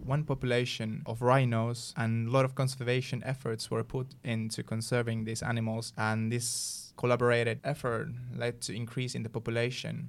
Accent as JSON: {"language": "English", "area": "Sotkamo area", "region": "Kainuu", "country": "Finland", "tie": "born or raised there", "second_language": "English", "moved": "yes", "lives_now": "Umeå, Sweden", "said": "in my hometown, there's a place called Sotkamo"}